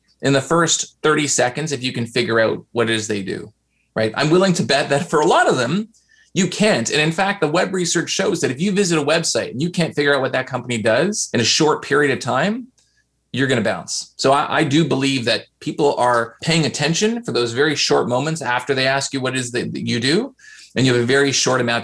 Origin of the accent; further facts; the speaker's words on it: Canada; I'm Canadian, so I say processing